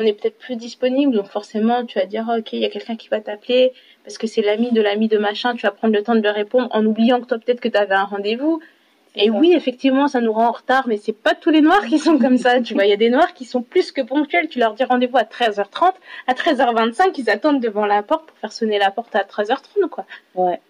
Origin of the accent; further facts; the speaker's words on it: France; je suis française je me sens française